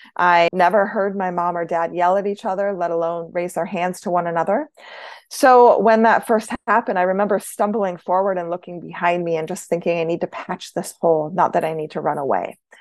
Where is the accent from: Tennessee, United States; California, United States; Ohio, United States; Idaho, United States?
Idaho, United States; I was born in Idaho